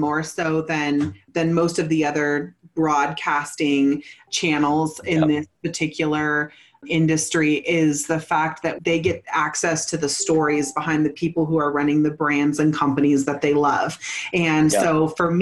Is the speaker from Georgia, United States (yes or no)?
no; Northern California, United States; moved away as an adult; also born or lived in Santa Cruz, California; now in Colorado, United States; I was born in Santa Cruz, raised in Northern California in Mendocino, Humboldt Hills